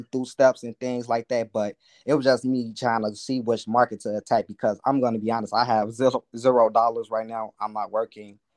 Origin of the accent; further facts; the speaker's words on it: Chicago, Illinois, United States; I'm from Chicago